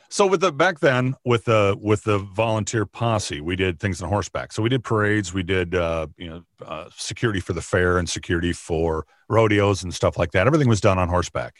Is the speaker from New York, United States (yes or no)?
no; Minnesota, United States; also born or lived in Arizona / Nebraska / Kansas; I grew up in Minnesota, in the, in the county that I work in now.